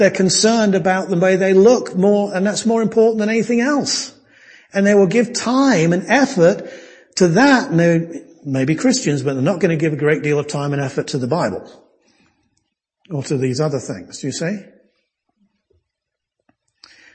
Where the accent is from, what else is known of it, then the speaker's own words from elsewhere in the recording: United Kingdom; now in United States; I'm a Brit